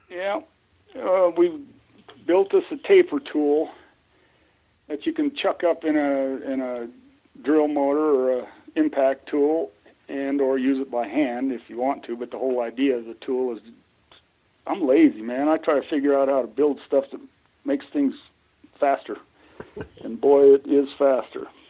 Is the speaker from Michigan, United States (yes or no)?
no; Colorado, United States; I grew up in Colorado. Between Connie and I, my wife, um, we're like nine generations in this state.